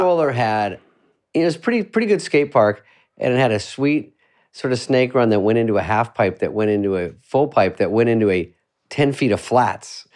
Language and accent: English; Scottsdale, Arizona, United States; moved away; I'm from Scottsdale